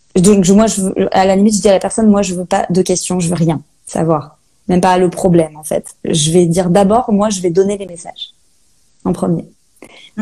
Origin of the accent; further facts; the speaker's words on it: Saint-Malo, Brittany, France; moved away as an adult; also born or lived in Australia; now in Rennes, France; je suis Malouine de Saint-Malo. Euh, voilà, j'ai grandi là-bas.